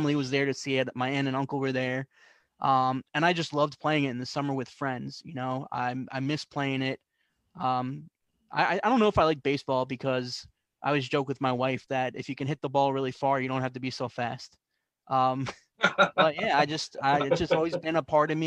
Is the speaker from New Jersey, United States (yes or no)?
yes; New Jersey, United States; also born or lived in Canarsie, Brooklyn, New York / Flushing, Queens, New York; when I was about 8 or 9 years old, I moved to Central Jersey